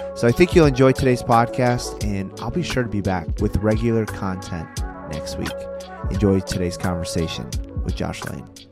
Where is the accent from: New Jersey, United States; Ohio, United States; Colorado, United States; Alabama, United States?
Colorado, United States; Colorado Springs; moved away as an adult; also born or lived in Taylor University, Indiana / Buffalo, New York; born and raised Colorado Springs